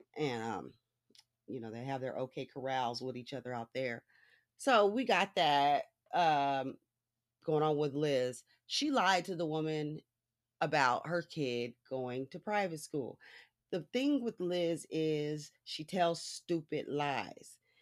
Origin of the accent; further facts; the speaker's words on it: Los Angeles, California, United States; I was born in Hollywood